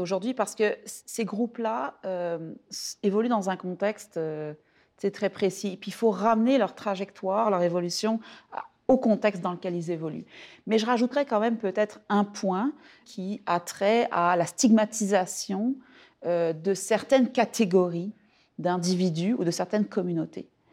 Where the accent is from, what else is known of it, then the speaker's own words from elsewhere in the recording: France; now in Quebec, Canada; mon expérience en tant que Française